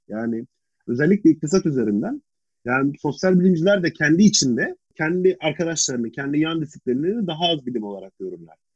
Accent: Ankara, Turkey; ben Ankaralıyım

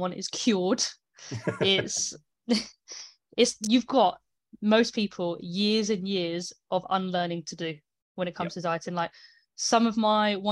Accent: United Kingdom; I'm British

